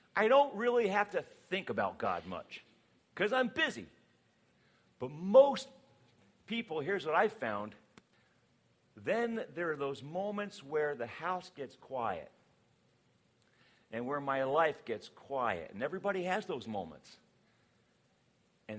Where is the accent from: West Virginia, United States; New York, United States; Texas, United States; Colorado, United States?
West Virginia, United States; I was born in West Virginia, so I am a redneck at heart